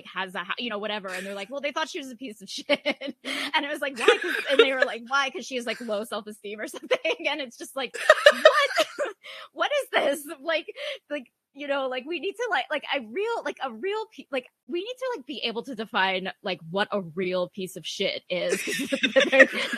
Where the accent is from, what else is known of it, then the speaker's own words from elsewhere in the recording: New Jersey, United States; I grew up in New Jersey